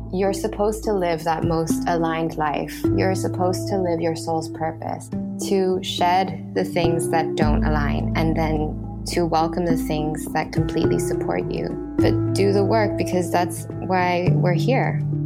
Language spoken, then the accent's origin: English; Thailand; growing up in Thailand